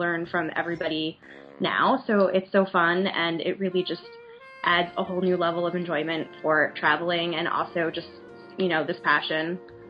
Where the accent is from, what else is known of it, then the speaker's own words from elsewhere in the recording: New York, United States; I'm from New York